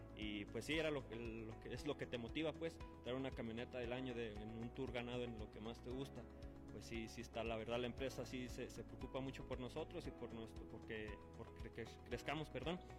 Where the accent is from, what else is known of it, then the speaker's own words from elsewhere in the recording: Lagos de Moreno, Jalisco, Mexico; yo soy de Lagos de Moreno, de Lagos de Moreno, Jalisco